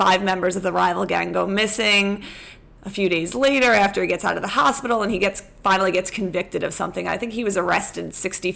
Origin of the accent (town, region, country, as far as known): New York area, United States; born or raised there